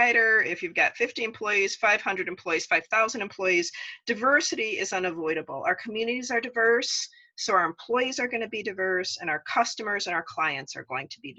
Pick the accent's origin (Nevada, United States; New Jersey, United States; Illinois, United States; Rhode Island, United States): Nevada, United States; Las Vegas; I grew up out in Las Vegas.